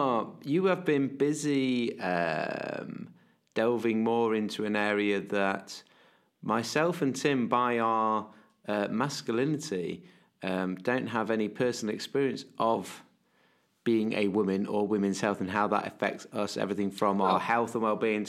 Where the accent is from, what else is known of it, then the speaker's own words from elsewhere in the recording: North West England, United Kingdom; accent: Scouse; That was Liverpool for those that can't understand my Scouse accent.